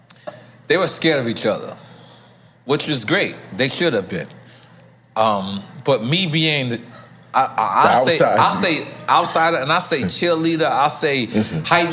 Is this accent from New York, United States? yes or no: yes; New York City, New York, United States; accent: New York; I'm from Queens